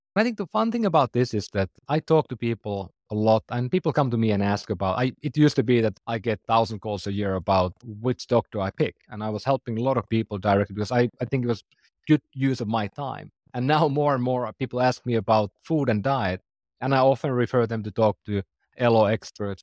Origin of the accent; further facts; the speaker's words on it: Finland; English is a second language; I'm from Finland, for example. That's why I speak funny.